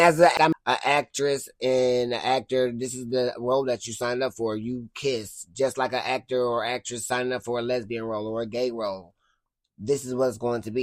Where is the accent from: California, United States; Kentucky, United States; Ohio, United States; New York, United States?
Ohio, United States; Cleveland; also born or lived in Twinsburg; I'm from Cleveland